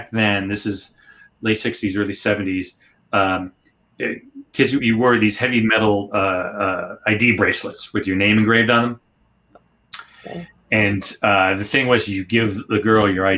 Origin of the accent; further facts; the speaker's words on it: Northeast Ohio, United States; I grew up in Northeast Ohio in a small town about 30 miles east of Cleveland, kind of farm country